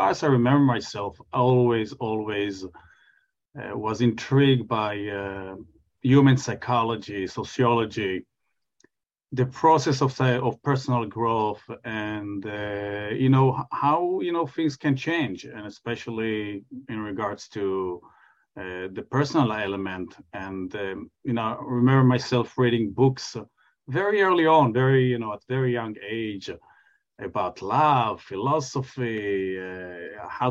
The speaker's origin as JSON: {"language": "English", "country": "Israel", "tie": "born or raised there", "moved": "as an adult", "lives_now": "New York, United States", "said": "I was born and grew up in Israel"}